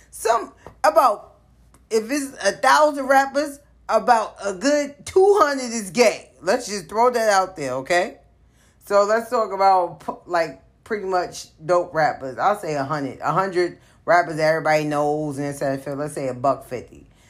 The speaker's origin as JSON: {"language": "English", "town": "New York City", "region": "New York", "country": "United States", "tie": "born or raised there", "said": "born and raised in the South Bronx in the late '80s"}